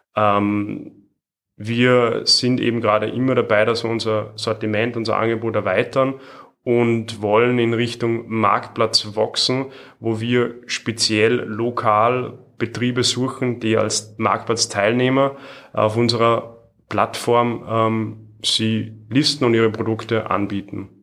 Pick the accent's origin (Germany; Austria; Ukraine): Austria; Salzburg; Ich bin aus Salzburg